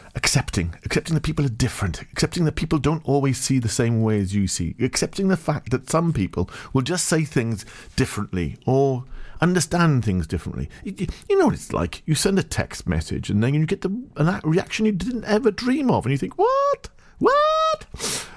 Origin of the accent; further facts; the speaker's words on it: Farnborough, South East England, United Kingdom; moved away; also born or lived in Rhondda Valleys, Wales; I'm from Farnborough, Hampshire